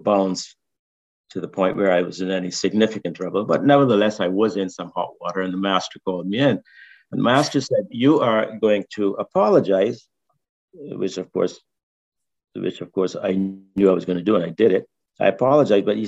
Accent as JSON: {"language": "English", "country": "Barbados", "tie": "born or raised there", "moved": "yes", "said": "When I was growing up in Barbados, I sang in the cathedral choir"}